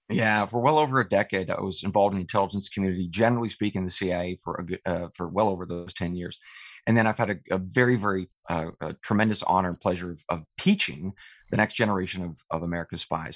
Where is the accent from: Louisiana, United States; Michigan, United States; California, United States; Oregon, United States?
Oregon, United States; eastern; I, I grew up uh, on my family's ranch in eastern Oregon